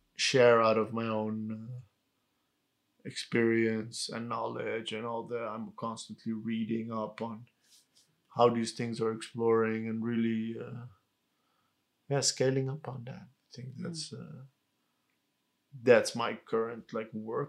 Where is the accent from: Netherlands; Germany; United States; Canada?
Netherlands; our parents had to become refugees and that we grew up in the Netherlands as political refugees